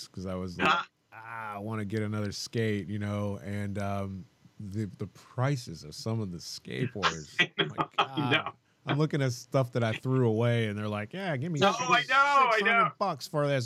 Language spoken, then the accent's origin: English; Michigan, United States; being from Michigan